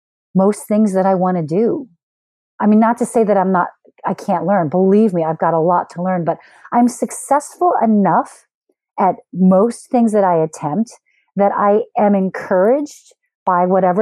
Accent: Philadelphia, Pennsylvania, United States; moved away as an adult; also born or lived in Austin, Texas / South Korea / Los Angeles; now in Chicago, United States; I'm born and raised in Philly

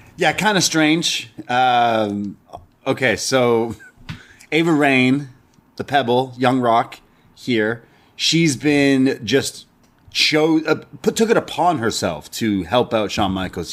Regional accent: Canada; We're Canadian.

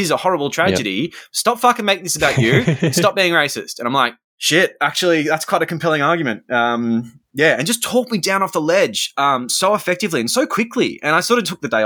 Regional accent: Australia; also born or lived in London; I'm Australian, but I was in London at the time.

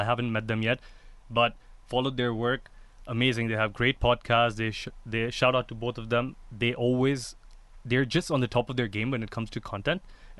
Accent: Dubai, United Arab Emirates; When I was growing up in Dubai, I've come from an Indian family that loves to eat and loves to feed.

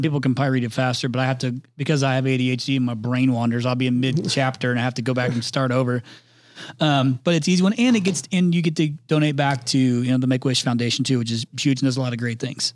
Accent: Indiana, United States; accent: Midwestern; moved away; I'm from Indiana originally

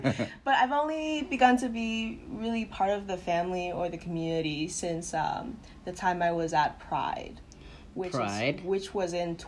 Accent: Hanoi, Vietnam; I spent my whole life in Hanoi, Vietnam.

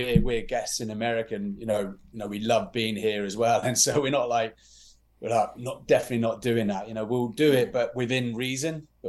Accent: United Kingdom; moved away as an adult; now in United States

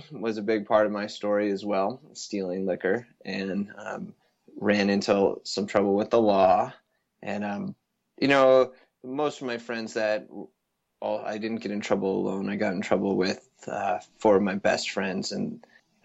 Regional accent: a town just outside Vail, Colorado, United States; also born or lived in Boulder, Colorado; I come from, born and raised in a town just outside Vail, Colorado. And so grew up in the mountains

